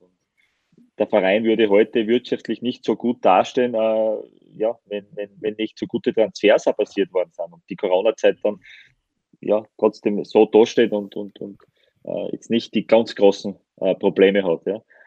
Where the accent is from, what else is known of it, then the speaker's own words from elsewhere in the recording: Styria, Austria; ich bin ja äh, Steirer